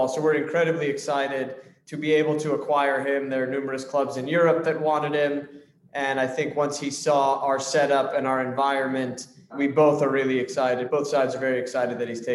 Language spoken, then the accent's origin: English; Southern California, United States; also born or lived in South Africa / Chicago; a young kid growing up in Southern California